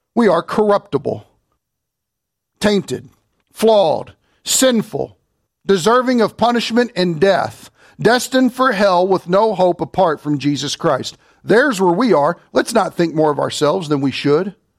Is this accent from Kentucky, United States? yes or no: yes; Kentucky, United States; I'm from Kentucky